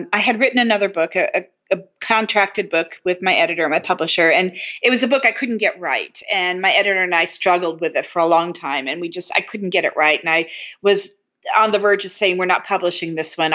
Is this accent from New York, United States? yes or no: no; Indianapolis, Indiana, United States; now in Chicago, United States; we were both born in Indianapolis